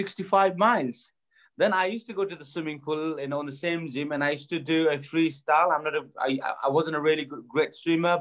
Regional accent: Bagmati, Nepal; moved away; growing up in Nepal was pretty tough for me

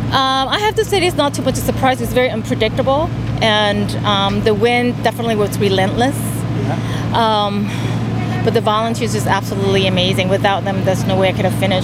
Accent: Honolulu, Hawaii, United States; I'm from Honolulu, Hawaii.

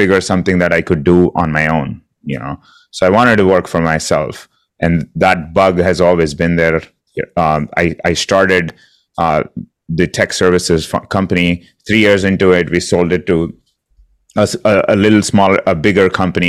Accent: India; moved away as an adult; I'm originally from India. Came here to do my master's degree about 20 years ago

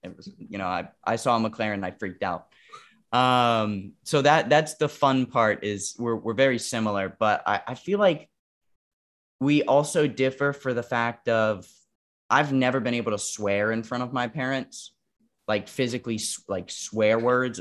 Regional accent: Wilmington, North Carolina, United States; moved away; also born or lived in New York; I was living in Wilmington, North Carolina at the time. That's where, like, my hometown, hometown is, right outside of Wilmington. And, um, we grew up in a very rural area

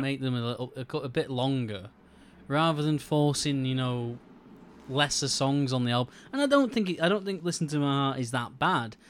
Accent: United Kingdom; I am British

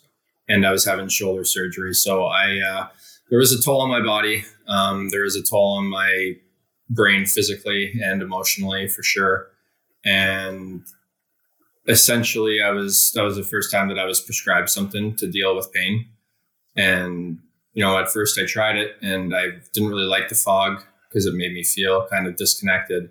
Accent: Hammond, Ontario, Canada; I am from Hammond, Ontario, which is a little town about 45 minutes east of Ottawa.

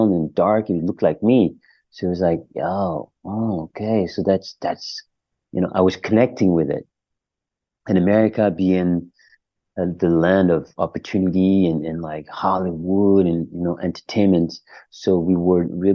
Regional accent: Paris, Île-de-France, France; moved away; also born or lived in Germany; I grew up in Paris, in the center of Paris, in the 20th part. That's where I grew up

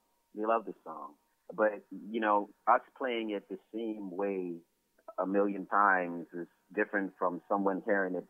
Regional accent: Nassau, New Providence, Bahamas; I grew up right here in Nassau, which is the capital of the Bahamas

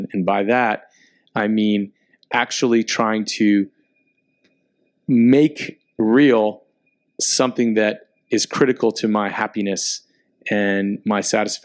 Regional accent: Miami, Florida, United States; moved away as an adult; being back in Miami, my hometown

